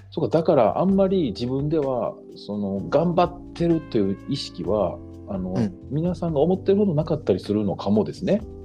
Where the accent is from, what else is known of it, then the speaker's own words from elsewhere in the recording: Kobe, Hyogo, Japan; now in Ashiya, Japan; 出身は神戸なんですけど